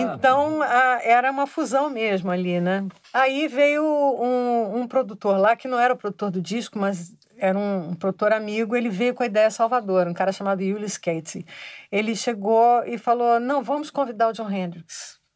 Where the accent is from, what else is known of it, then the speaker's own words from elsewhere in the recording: Rio de Janeiro, Brazil; Eu cresci no Rio de Janeiro, então a minha infância, nos anos 50, era muito é, regada a carnaval